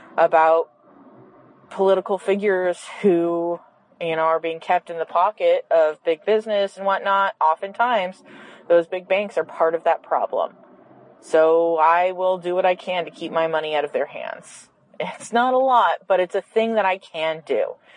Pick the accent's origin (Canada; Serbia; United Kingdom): Canada; Quebec; I'm from Quebec in Canada